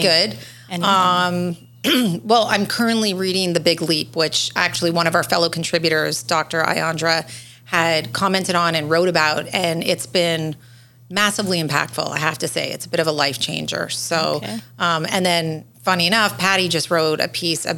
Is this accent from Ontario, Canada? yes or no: yes; Toronto, Ontario, Canada; moved away as an adult; now in Florida, United States; I'm originally from Toronto, born and raised. I moved here in 2006 with my husband and my two kids